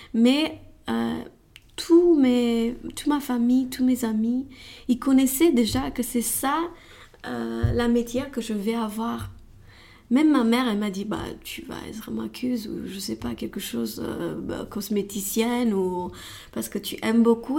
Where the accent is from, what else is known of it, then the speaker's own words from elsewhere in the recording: Romania; French is a second language; moved away as an adult; now in Paris, France; je viens de Roumanie